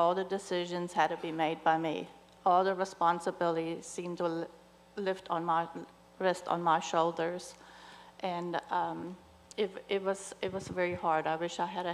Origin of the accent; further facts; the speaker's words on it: Germany; moved away; I'm originally from Germany, and so my family's not here